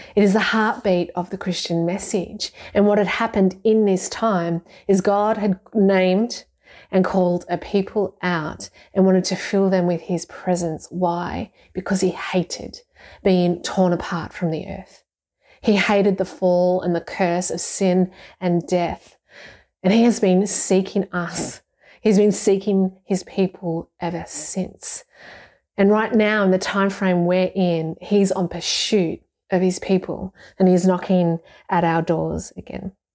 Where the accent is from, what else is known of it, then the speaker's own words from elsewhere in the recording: Ballarat, Victoria, Australia; I'm from Ballarat, and I'm from a family of Deutschers